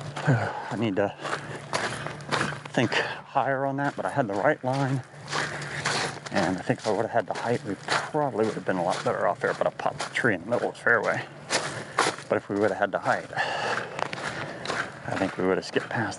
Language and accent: English; Florida, United States; I'm from Florida